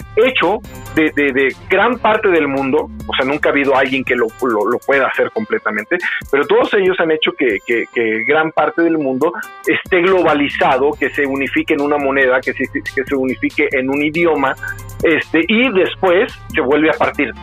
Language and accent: Spanish; Mexico; now in Guadalajara, Mexico